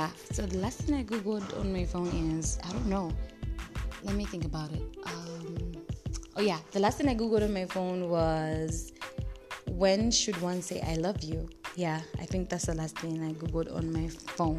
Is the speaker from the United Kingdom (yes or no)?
no; Ndola, Copperbelt Province, Zambia; now in North-Western Province, Zambia; I'm in the Northwestern province and my hometown is back in NDL